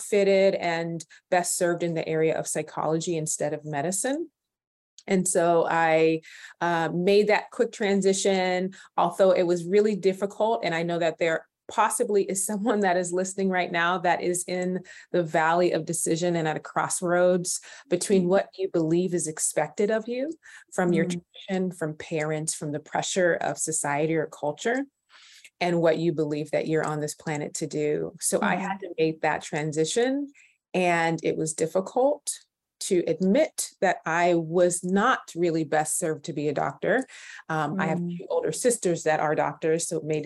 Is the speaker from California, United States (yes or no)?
yes; California, United States; I was born and raised in California